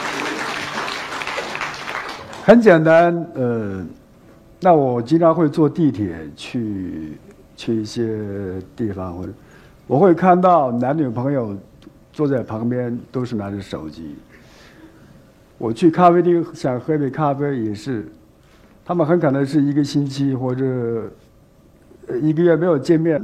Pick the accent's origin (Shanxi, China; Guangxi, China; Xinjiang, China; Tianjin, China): Xinjiang, China; now in Beijing, China; 我们虽然离开新疆也有十多年，都生活在北京